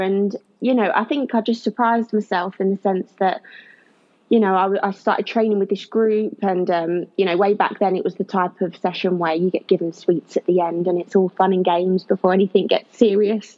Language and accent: English; Kent, South East England, United Kingdom; now in Leicester, United Kingdom; I'm originally from Kent, even though I live in Leicester now